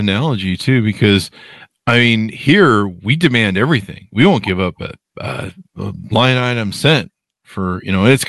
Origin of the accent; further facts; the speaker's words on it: United States; You and I are both Americans.